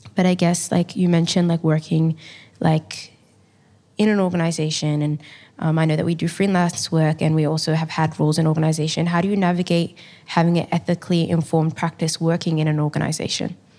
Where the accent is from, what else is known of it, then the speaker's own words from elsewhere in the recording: Melbourne, Victoria, Australia; I grew up in, um, the Carlton Housing Estate in a beautiful East African community, and I'm a proud Somali woman